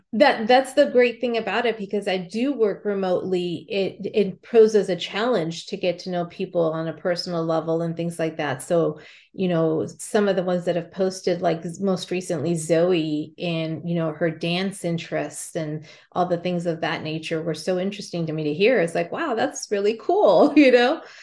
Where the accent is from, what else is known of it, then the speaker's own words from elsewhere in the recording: California, United States; now in Montana, United States; I grew up and lived in California and then Montana for a majority of my life